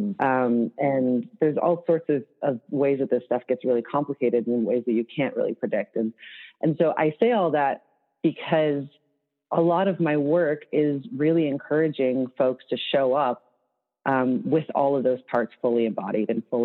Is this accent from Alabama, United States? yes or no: no; Chicago, Illinois, United States; moved away; I'm from Chicago, but that I lived outside Chicago for a long time